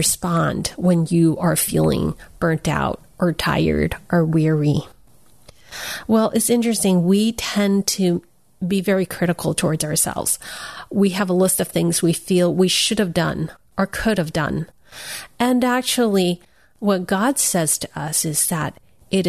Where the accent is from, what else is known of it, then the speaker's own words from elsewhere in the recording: United States; I'm Chinese American